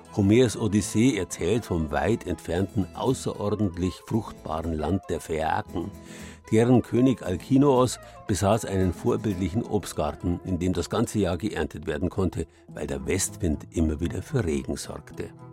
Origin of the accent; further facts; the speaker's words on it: Southern Bavaria, Germany; bei uns in Südbayern